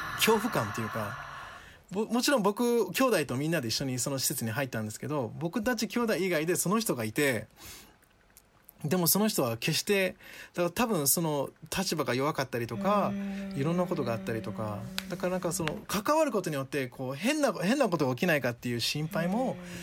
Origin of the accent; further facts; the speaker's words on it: Japan; Japanese is a second language; also born or lived in Ghana; 自分は日本という環境で育った